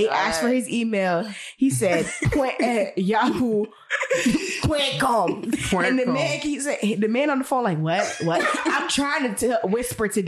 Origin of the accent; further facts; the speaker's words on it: United States; I was born in America.